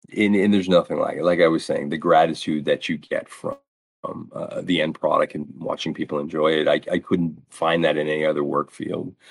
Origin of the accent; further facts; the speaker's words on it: Lewiston, Maine, United States; Lewiston, which is is my hometown